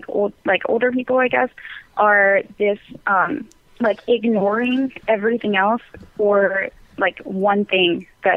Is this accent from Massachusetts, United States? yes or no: no; southernmost tip of Texas, United States; So I'm from Texas, but like a border town in Texas, like southernmost tip of Texas